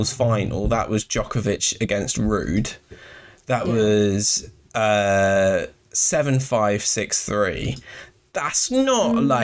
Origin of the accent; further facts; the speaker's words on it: London, United Kingdom; I grew up in London, and literally behind my house we have a public park